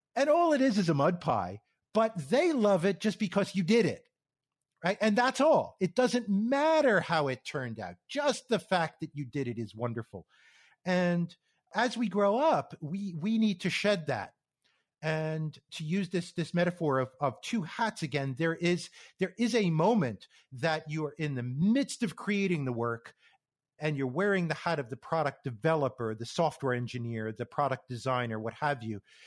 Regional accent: New York area, United States; moved away as an adult; also born or lived in Connecticut / Phoenix, Arizona; I grew up in the New York area on the east coast

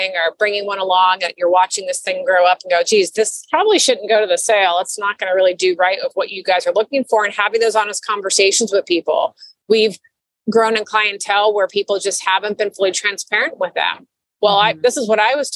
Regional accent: Florida, United States; also born or lived in New York; I'm born and raised in Florida

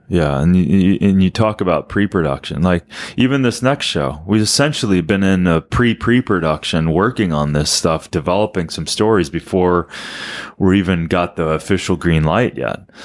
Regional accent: Minnesota, United States; Dan and I are from Minnesota

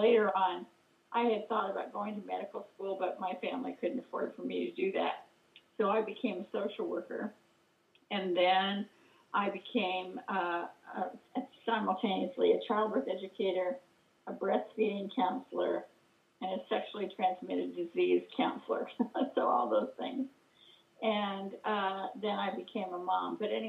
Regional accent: Ashland, Oregon, United States; I was growing up in Southern Oregon, because I'm originally from Ashland in Medford

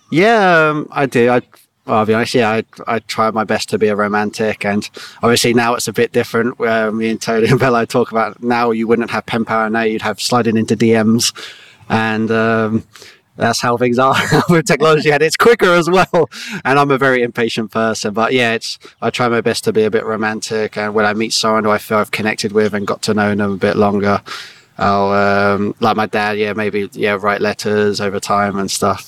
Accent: Staines, South East England, United Kingdom; we grew up in Surrey, Middlesex, uh, Surrey and Middlesex on the border in Staines

